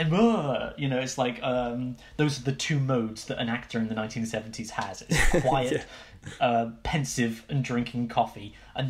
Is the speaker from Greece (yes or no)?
no; United Kingdom; as a British person